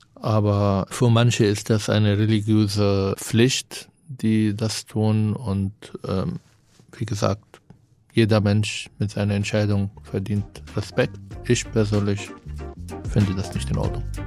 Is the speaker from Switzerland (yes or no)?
no; Israel; German is a second language; moved away as an adult; now in Germany; Ich bin in Israel geboren, aufgewachsen.